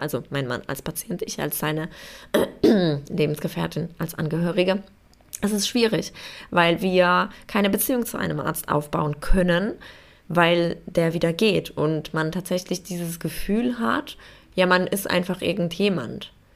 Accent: Poland; now in Germany; Also ich komme ursprünglich aus Polen

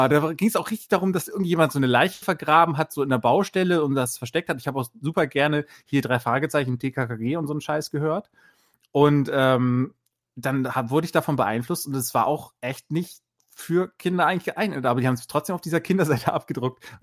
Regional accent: Bremen, Germany; es gibt nämlich den Devisa-Kurier in Bremen, ich komme aus Bremen

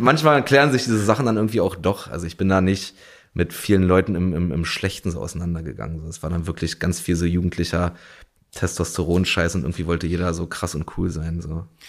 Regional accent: Berlin, Germany; also born or lived in Mettingen; dann ist mein Vater quasi mit uns drei Kindern zurück nach Berlin

